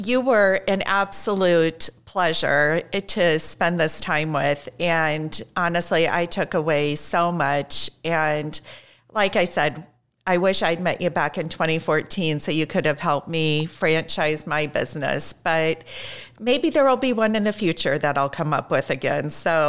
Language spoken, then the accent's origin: English; Iowa, United States; I was born and raised in Iowa.